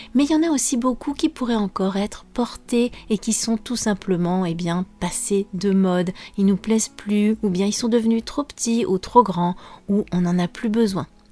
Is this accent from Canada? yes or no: no; France; je suis française